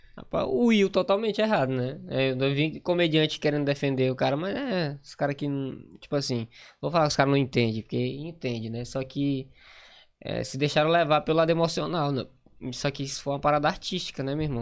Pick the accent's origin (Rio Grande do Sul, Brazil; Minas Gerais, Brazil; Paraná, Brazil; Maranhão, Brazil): Maranhão, Brazil; accent: nordestino; moved away as an adult; also born or lived in Grajaú; now in Manaus, Brazil; sou do Maranhão, moro em Manaus há três anos